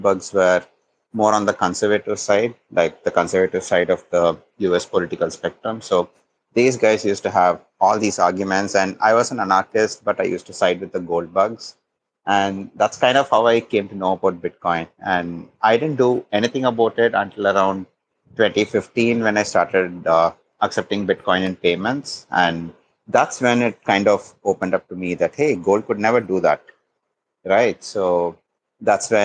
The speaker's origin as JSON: {"language": "English", "country": "India", "said": "I'm actually from India, not exactly from Sri Lanka"}